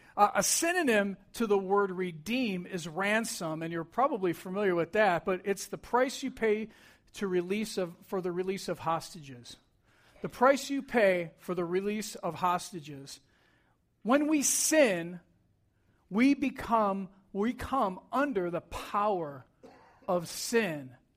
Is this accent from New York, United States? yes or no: yes; New York, United States; I grew up in New York